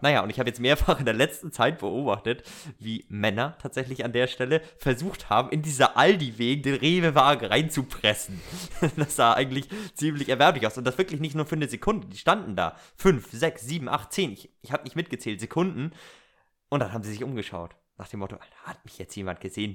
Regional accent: Northern Germany, Germany; Wir sind ja Norddeutsche

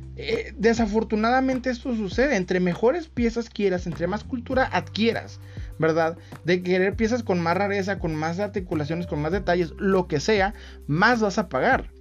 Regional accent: Mexico; Soy mexicano

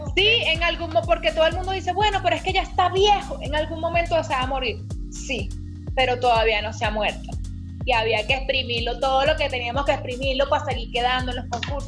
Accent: Maracay, Aragua, Venezuela; somos de Maracay las dos.

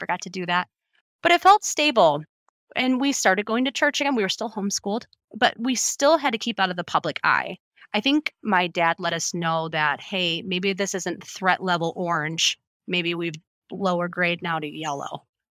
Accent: Illinois, United States; also born or lived in six different states; my home state is Illinois. I was born in Illinois. Both my parents are from Illinois.

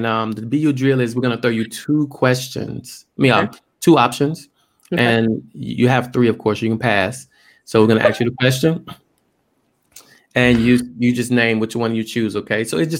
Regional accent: Tuskegee, Alabama, United States; now in Japan; he's actually from Alabama, kind of where I'm from, like right down the road. Oh, yeah. Family. Yeah. I'm from Tuskegee.

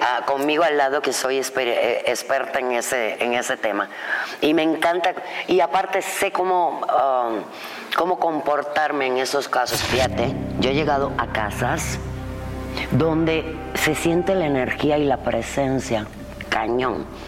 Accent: Cuba; now in Mexico; yo que nací en Cuba

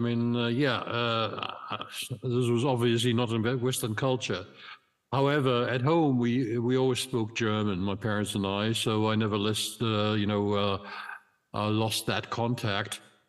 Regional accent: Egypt; born there; English is a second language; I was born back in 1952 in Egypt, and Heliopolis is actually today, it's just a neighborhood of Cai

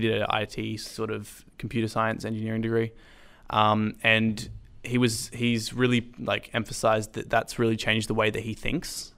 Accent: Sydney, New South Wales, Australia; moved away as an adult; I grew up homeschooling in Sydney. We move, moved up about five years ago.

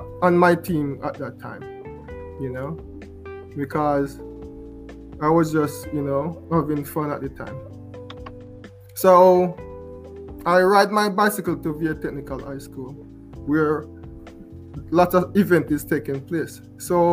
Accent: Portland Cottage, Clarendon, Jamaica; moved away as an adult; I'm from Portland Cottage, a couple distance away from East Clarendon

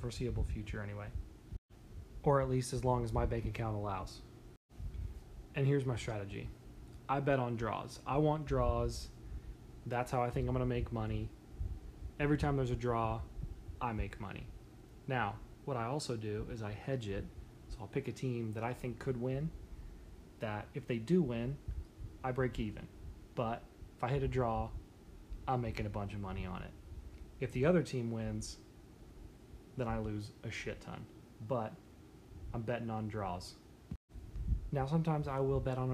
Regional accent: United States; I pretty clearly was born in America

